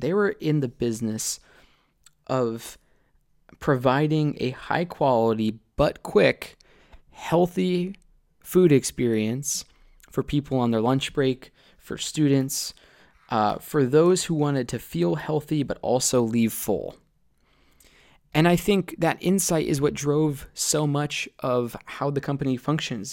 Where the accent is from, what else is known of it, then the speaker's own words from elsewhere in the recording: Columbus, Ohio, United States; growing up in Columbus